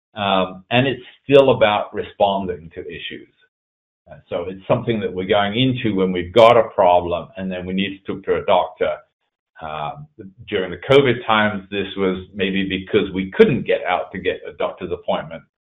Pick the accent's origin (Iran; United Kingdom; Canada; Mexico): United Kingdom; England; now in East Coast, United States; I was originally born in England, that you can probably hear from my accent, but uh, I left there back in 1986